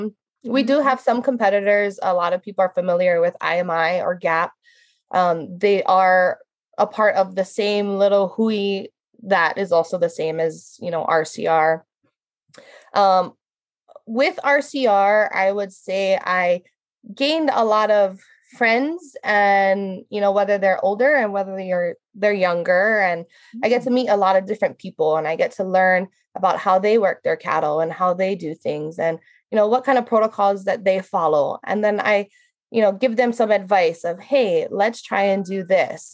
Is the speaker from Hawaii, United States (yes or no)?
yes; Hawaii Island, United States; I was born and raised here. I'm a third generation rancher